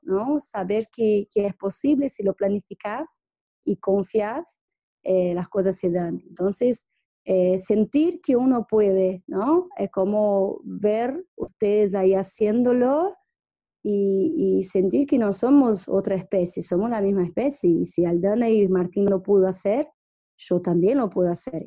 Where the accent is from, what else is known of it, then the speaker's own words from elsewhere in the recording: São Paulo, Brazil; Spanish is a second language; moved away as an adult; also born or lived in Pernambuco, Brazil / Japan / Argentina; yo, soy brasilera, yo viví en Pernambuco, donde nací, el mismo pueblo de Lula, vivimos, nacimos en el mismo pueblo y viví hasta los nueve años. Después fui a vivir a São Paulo